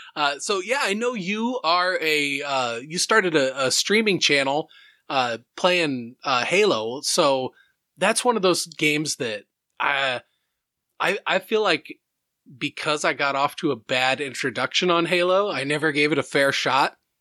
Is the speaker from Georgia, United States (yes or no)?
no; Iowa, United States; we growing up in Iowa